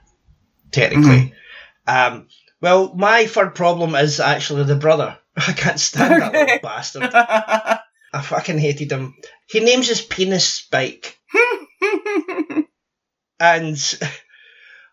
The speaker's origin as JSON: {"language": "English", "region": "Scotland", "country": "United Kingdom", "tie": "born or raised there", "moved": "yes", "said": "growing up in Scotland"}